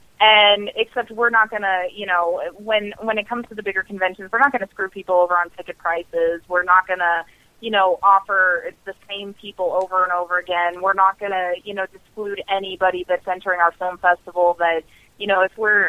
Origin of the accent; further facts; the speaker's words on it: Montana, United States; Like, everybody knows how I feel about my hometown. It's the middle of Montana, and it is the biggest city.